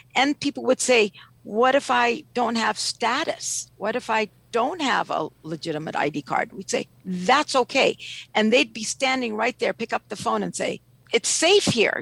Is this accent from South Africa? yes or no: no; Ethiopia; now in Washington, D.C., United States; I'm originally from Ethiopia.